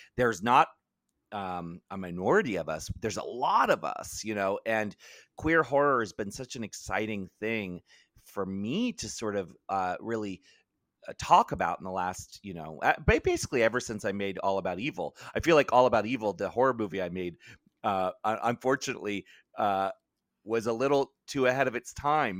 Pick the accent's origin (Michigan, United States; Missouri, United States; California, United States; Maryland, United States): Maryland, United States; I grew up in Maryland